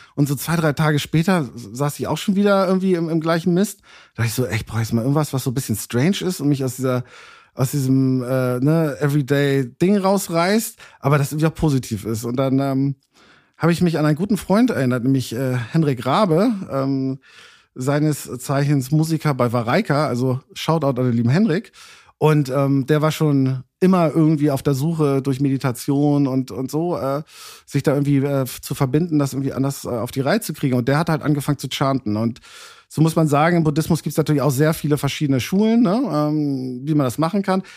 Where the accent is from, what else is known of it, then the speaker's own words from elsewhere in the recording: Hamburg, Germany; moved away as an adult; also born or lived in London; gebürtiger Hamburger, also hier geboren, Hamburg-Altona.